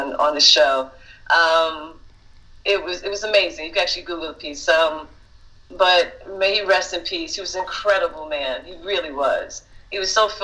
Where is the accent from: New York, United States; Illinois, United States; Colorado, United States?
New York, United States; New York City; also born or lived in Bronx, New York; raised in Brooklyn and Harlem.